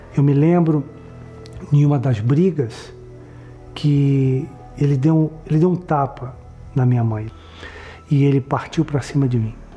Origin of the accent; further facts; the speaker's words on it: São Paulo, Brazil; eu nasci em São Paulo